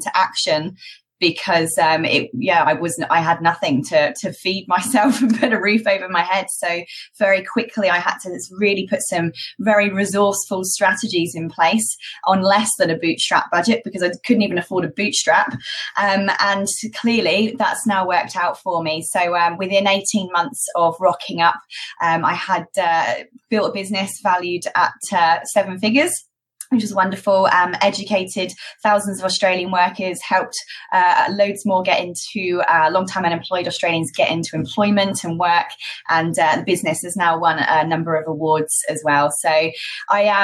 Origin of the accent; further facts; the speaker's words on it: United Kingdom; accent: British; moved away as an adult; also born or lived in Malta; I did actually start my education and training business in the UK, as you can probably tell from my accent